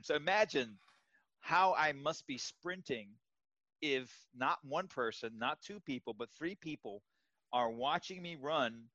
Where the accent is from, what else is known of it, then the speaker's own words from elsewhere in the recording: Miami, Florida, United States; moved away; I'm originally from Miami, lived there for 20 years.